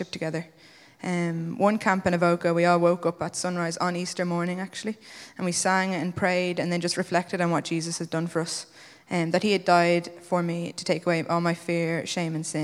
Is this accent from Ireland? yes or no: yes; Wicklow, Leinster, Ireland; moved away as an adult; now in Dublin, Ireland; I'm from Wicklow. I grew up in an amazing Christian family.